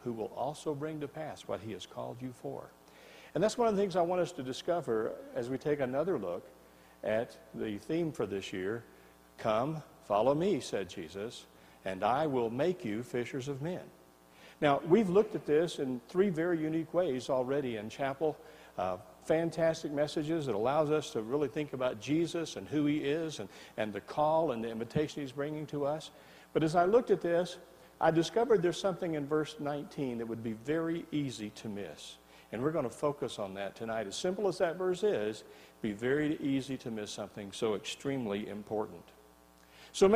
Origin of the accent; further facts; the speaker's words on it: Tennessee, United States; I'm from Tennessee, and where I come from, when the preacher says something good, you say amen